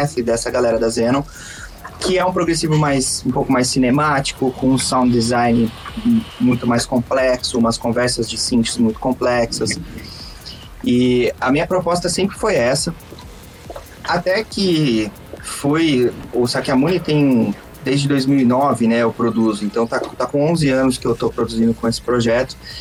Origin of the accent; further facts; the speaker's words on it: Brazil; sou brasileiro